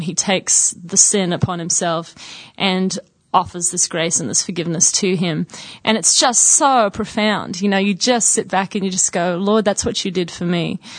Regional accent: Sydney, New South Wales, Australia; also born or lived in Brisbane, Australia; now in United States; I actually grew up in Sydney and then lived in Brisbane for about a year and a half um, before we moved to the States in 91

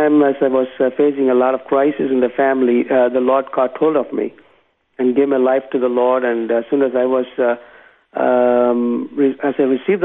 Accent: Tamil Nadu, India; I was born and raised in South India. In India, it's the state of Tamil Nadu.

